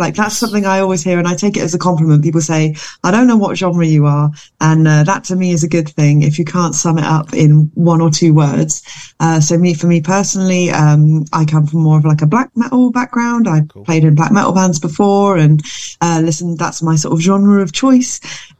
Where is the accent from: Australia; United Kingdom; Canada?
United Kingdom; Bristol, South West England; now in London, United Kingdom; We formed 11 years ago. We're originally from Bristol, but two of us live in London now. I live in London